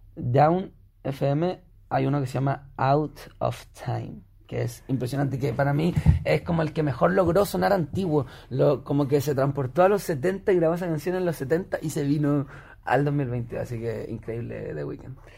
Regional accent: Elqui Valley, Coquimbo, Chile; retrocedí a mi infancia en el Valle del Elqui, en, el campo

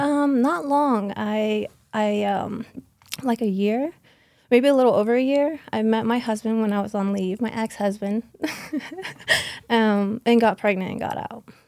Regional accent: Okeechobee, Florida, United States; born and raised in South Florida, a small town called Okeechobee, very backwoods

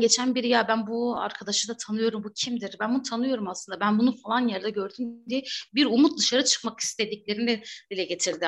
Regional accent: Batman, Batman Province, Turkey; ben de Batman'da büyüdüm, doğdum, büyüdüm

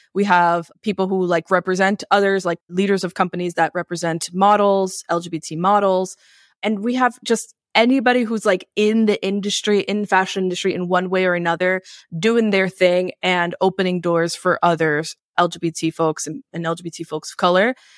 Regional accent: New York City, New York, United States; I grew up in New York City

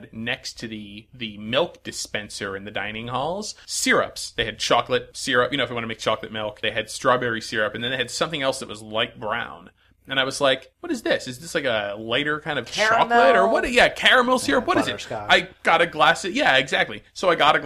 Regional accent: Connecticut, United States; I grew up in Connecticut

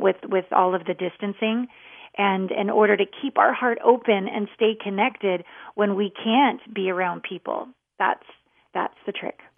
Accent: Canada; I'm a Canadian

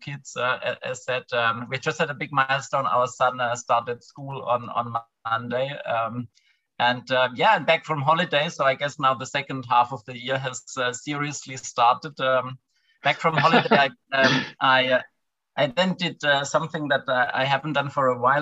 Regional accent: a tiny village in the south of Germany, Southern Germany, Germany; also born or lived in London; now in Berlin, Germany; I'm from a tiny village in the south of Germany. It's a 200 people, and it's a very rural place. Now I live in Berlin.

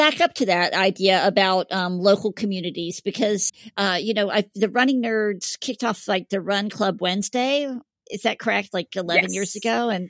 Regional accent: Atlanta, Georgia, United States; moved away as an adult; now in Savannah, United States; I'm actually born and raised in Atlanta. I've been away for a couple of decades, and now I'm back in Savannah.

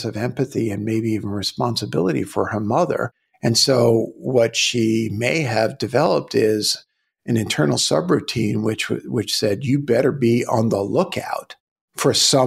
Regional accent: New York City, New York, United States; I grew up in Brooklyn

